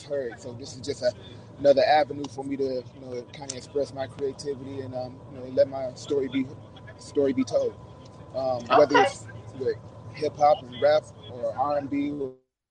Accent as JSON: {"language": "English", "town": "Milwaukee", "region": "Wisconsin", "country": "United States", "tie": "born or raised there", "also_born_or_lived": "Evanston, Illinois", "moved": "as an adult", "lives_now": "Europe", "said": "born and raised in Milwaukee, Wisconsin"}